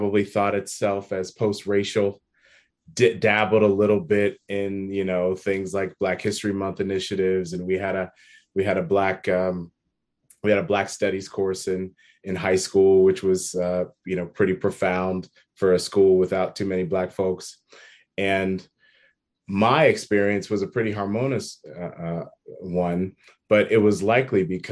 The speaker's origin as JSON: {"language": "English", "town": "Worthington", "region": "Ohio", "country": "United States", "tie": "born or raised there", "said": "I am born and raised in Columbus, in a city that no one's ever heard of. It's a suburb of Columbus called Worthington"}